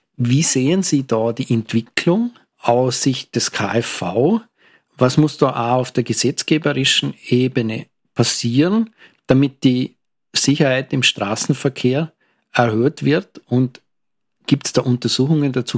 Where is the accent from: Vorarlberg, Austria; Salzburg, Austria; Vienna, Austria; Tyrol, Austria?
Vorarlberg, Austria; Lustenau; meiner Heimatgemeinde, weil in Lustenau